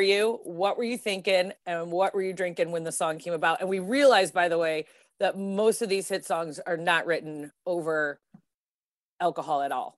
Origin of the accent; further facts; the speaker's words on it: Detroit, Michigan, United States; growing up in Detroit